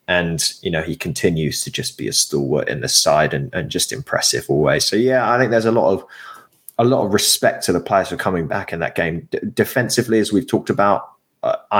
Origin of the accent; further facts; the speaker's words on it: England, United Kingdom; as an Englishman